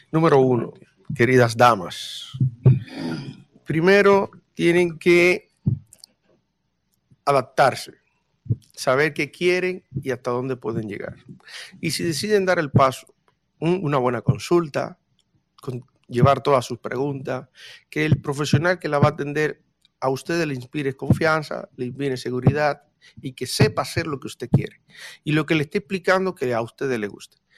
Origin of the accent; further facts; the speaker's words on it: Dominican Republic; ya partiendo del 1844 cuando todos los que estamos en esta mesa podemos con mucho orgullo decir que somos dominicanos